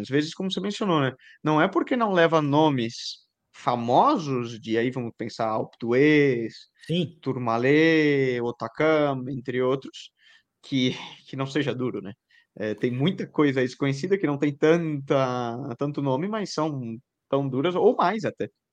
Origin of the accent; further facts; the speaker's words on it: Brazil; nós, como brasileiro